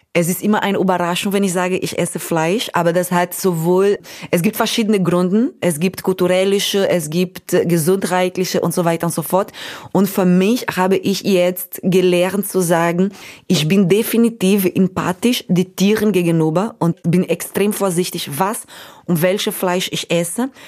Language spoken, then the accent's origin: German; Brazil; German is a second language; moved away; ich habe Deutsch gelernt mit einem holländischen Freund von meinen Eltern in Brasilien